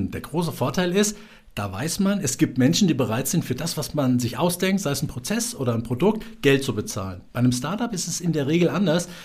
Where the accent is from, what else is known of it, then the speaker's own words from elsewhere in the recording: Hesse, Germany; wir haben in Hessen, also Mittelhessen, meine Heimat